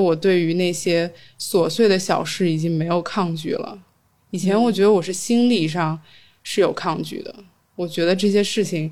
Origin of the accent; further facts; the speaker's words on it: Beijing, China; also born or lived in Shanghai; 我家是北京的嘛